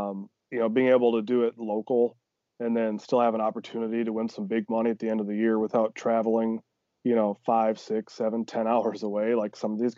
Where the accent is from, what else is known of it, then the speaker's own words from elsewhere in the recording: Iowa, United States; Like I'm from Northeast Iowa originally, small town, you know